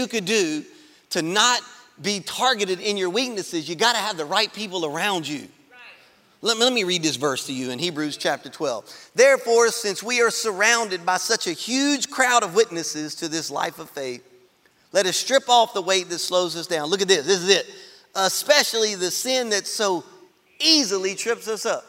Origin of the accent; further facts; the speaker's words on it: Baker, Louisiana, United States; I grew up in Baker